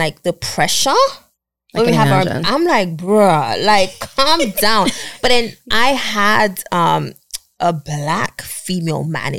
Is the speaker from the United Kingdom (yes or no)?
no; Nigeria; moved away; we're both Nigerian